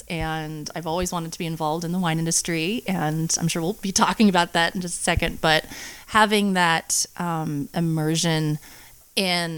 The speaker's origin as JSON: {"language": "English", "town": "Angwin", "region": "California", "country": "United States", "tie": "born or raised there", "said": "I grew up in a little town named Angwin, and it's up on the hill"}